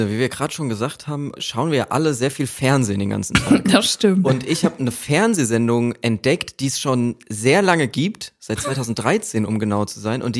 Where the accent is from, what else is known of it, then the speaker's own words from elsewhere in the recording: Austria; ich komme irgendwie da aus Österreich und so